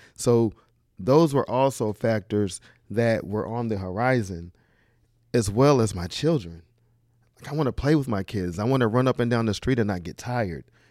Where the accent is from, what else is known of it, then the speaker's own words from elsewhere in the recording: Charlotte, North Carolina, United States; also born or lived in Queens, New York; Queens, New York, and Charlotte, North Carolina. So it's a mixture of both. Uh, mostly Charlotte